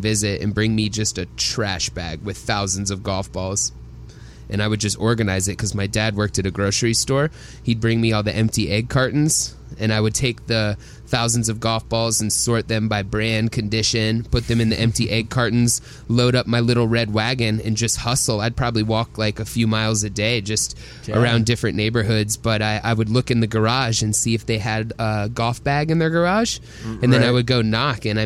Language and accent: English; Atlanta, Georgia, United States; Growing up in Atlanta, Georgia